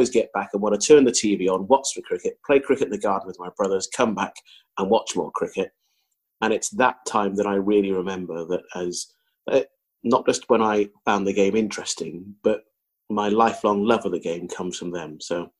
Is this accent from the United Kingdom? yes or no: no; Zambia; born there; And interestingly, I was born in Zambia